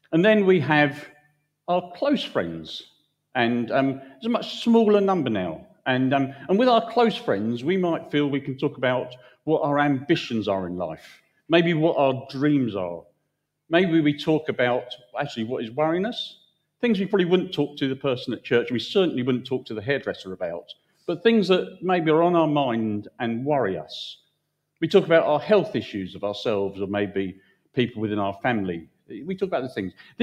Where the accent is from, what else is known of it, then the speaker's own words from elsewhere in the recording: United Kingdom; we're British